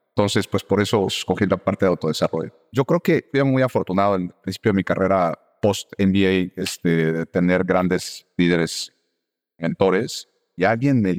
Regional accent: Mexico; moved away as an adult; also born or lived in El Salvador / Colombia; now in United States; Yo soy de México, originario, pero he vivido en varios países. Entonces, he vivido en Estados Unidos, Salvador, Colombia, vuelta a México y ahora de vuelta a Estados Unidos.

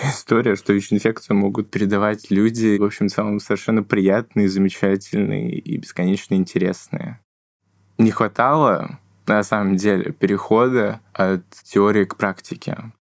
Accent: Novosibirsk, Novosibirsk Oblast, Russia; И на школе первый день рассказываю о том, что я из Новосибирска, и кроме того, что я студент-медик, я еще тут с ВИД живу.

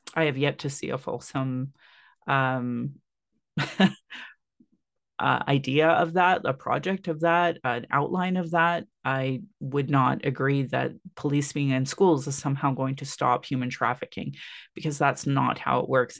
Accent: Sylvan Lake, Alberta, Canada; now in Calgary, Canada; growing up in Sylvan Lake in the eighties and nineties

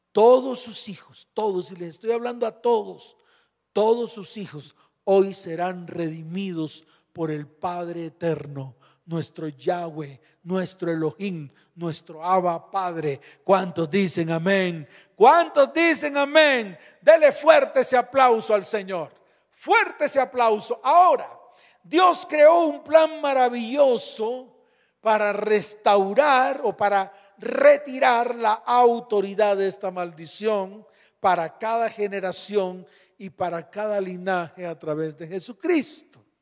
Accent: Colombia; born there; porque si yo nací en Colombia, soy hijo de esta nación.

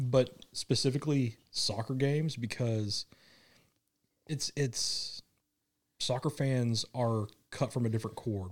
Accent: Kansas City, United States; moved away; growing up in Kansas City

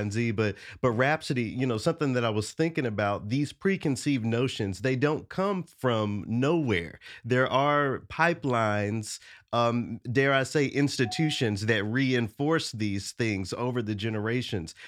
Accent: Memphis, Tennessee, United States; I'm from Memphis

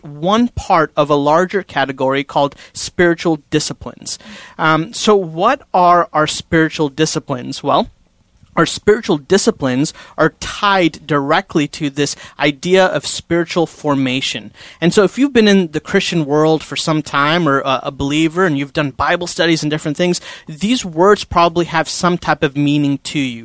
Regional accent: India; I'm Indian, like from India

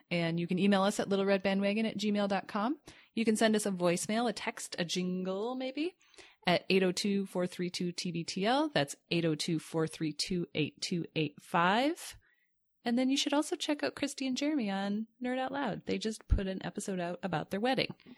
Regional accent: Grand Rapids, Michigan, United States; when I grew up in Grand Rapids

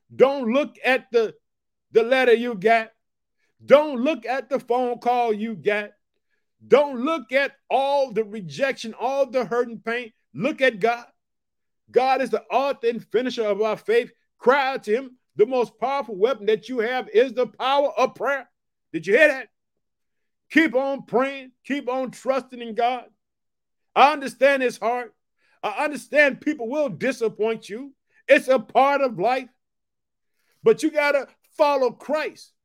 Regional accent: Chicago, Illinois, United States; I'm from Chicago

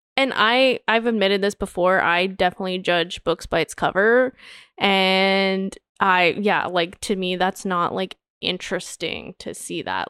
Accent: Canada; growing up in Canada

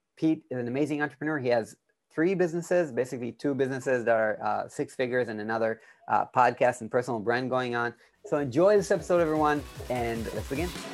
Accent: Israel; I'm from Israel

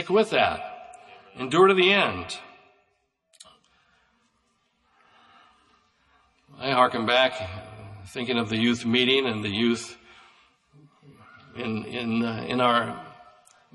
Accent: United States; I grew up in Douglas County, and at that time, in my growing up years, they said that was sheep country, that county had more sheep than any county in the United States

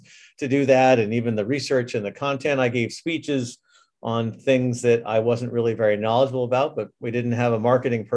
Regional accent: New England, United States; moved away as an adult; also born or lived in Scotland / California / Japan; I grew up in New England

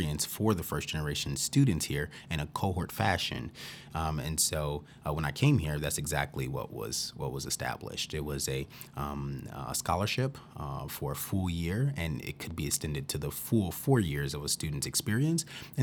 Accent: Chicago, Illinois, United States; moved away as an adult; also born or lived in Wisconsin / New York / Georgia; now in Dubuque, United States; originally I'm from the Chicago area, and so by being born and raised in Chicago

